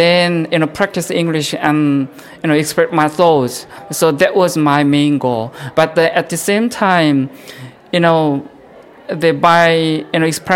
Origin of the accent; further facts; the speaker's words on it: North Korea; now in South Korea; I was born in Korean Peninsula in North Korea.